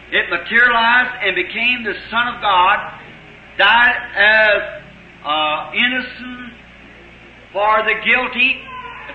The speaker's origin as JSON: {"language": "English", "country": "United States", "said": "us in America, as American Christians"}